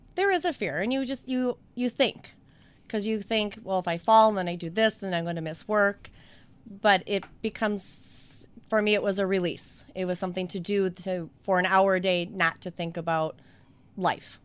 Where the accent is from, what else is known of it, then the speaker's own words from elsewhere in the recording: Wauwatosa, Wisconsin, United States; I grew up in Wauwatosa